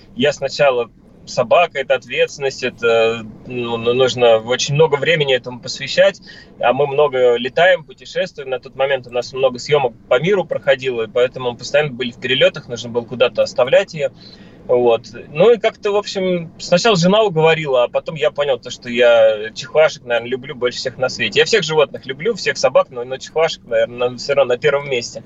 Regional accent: Moscow, Russia; я как москвич

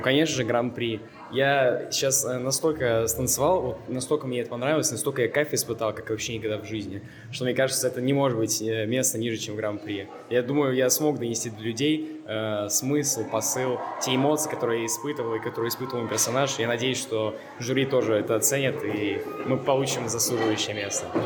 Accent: Voronezh, Voronezh Oblast, Russia; Я приехал из Воронежа, такой провинциальный город, может, вы слышали. Очень уютный и любимый

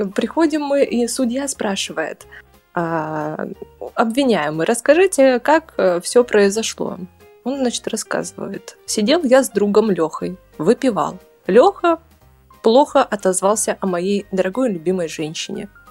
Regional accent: Taishet, Irkutsk Oblast, Russia; Родилась я в городе Тайшете. Это маленький городок в Иркутской области, Восточной ты, Сибири

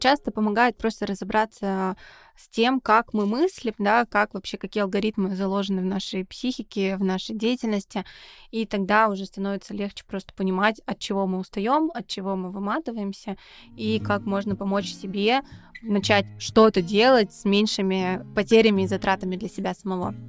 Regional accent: Saint Petersburg, Russia; мы из Санкт-Петербурга

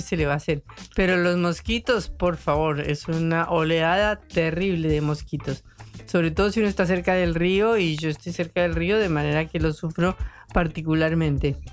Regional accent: Bogotá, Colombia; accent: rolo; now in Argentina; Yo soy bogotana, cachaca o rola

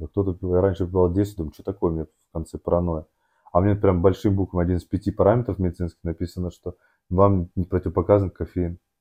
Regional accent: Moscow, Russia; я рос в Москве, в Орехово-Борисово

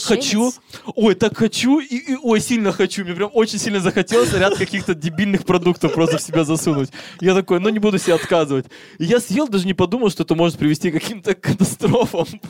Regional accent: Siberia, Russia; я из Сибири

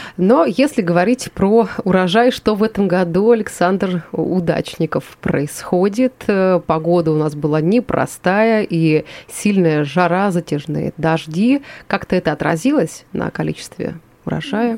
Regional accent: Yuzhnouralsk, Chelyabinsk Oblast, Russia; я сама родом из Южноуральска

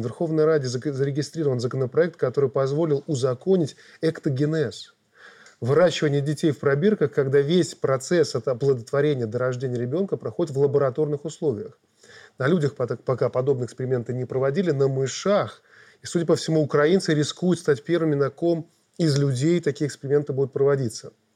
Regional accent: Belarus; мы белорусы мирные люди

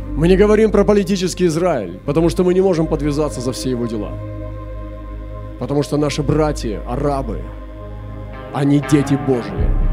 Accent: Russia

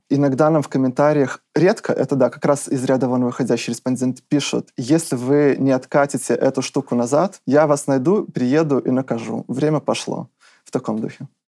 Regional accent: Mogilev, Mogilev Region, Belarus; Я родился в Могилеве. Это город в Беларуси, достаточно крупный

